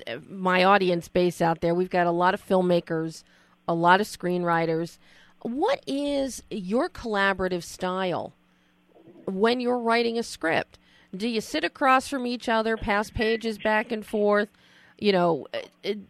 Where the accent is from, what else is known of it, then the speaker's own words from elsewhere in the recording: South Jersey / Philadelphia, New Jersey, United States; I grew up on the East Coast, Philadelphia, South Jersey, and down in the Pine Barrens